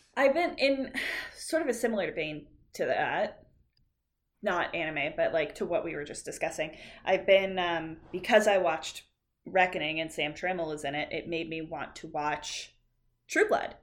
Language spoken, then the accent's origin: English; Canada; we're Canadian